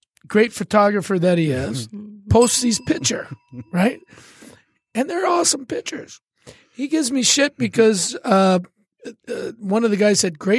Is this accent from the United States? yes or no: no; Canada; I'm Canadian